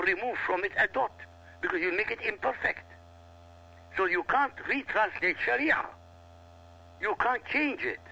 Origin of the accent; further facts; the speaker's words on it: Iraq; first language Arabic; English is a second language; now in United States; Arabic is my mother tongue. I come from Iraq.